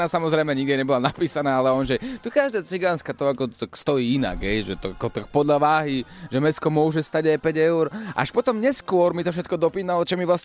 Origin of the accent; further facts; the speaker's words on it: Košice, Košice Region, Slovakia; To u nás v Košiciach to sú také iné, také, také parádne, také neskutočné